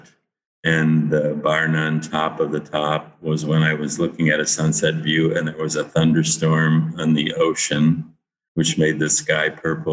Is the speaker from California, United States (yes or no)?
no; Cleveland, Ohio, United States; moved away as an adult; also born or lived in Pittsburgh / Los Angeles; now in Costa Rica; I grew up in a very beautiful setting on actually a street called Big Creek Parkway